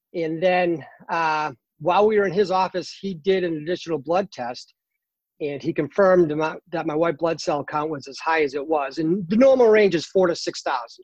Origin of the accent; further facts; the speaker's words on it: Boston, Massachusetts, United States; now in North Carolina, United States; I'm originally from uh, Boston, Massachusetts.